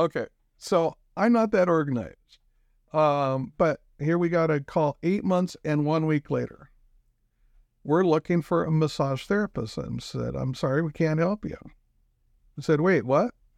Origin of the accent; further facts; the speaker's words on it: Pacific Northwest, United States; moved away as an adult; also born or lived in Spokane; now in Rapid City, United States; I come from the Pacific Northwest.